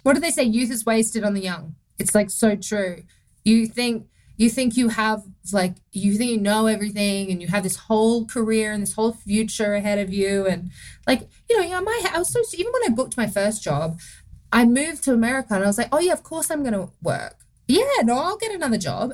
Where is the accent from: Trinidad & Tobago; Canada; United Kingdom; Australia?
Australia; accent: Australian; moved away as an adult; now in United States